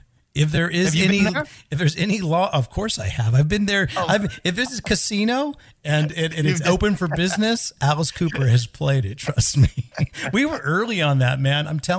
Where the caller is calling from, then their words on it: Sweden; I mean, I'm recording this from Sweden, so I'm basically starting my evening already.